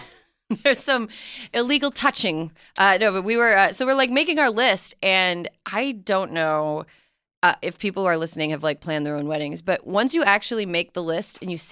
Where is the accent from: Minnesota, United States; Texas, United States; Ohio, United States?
Minnesota, United States; Minneapolis; I'm from the Minneapolis area.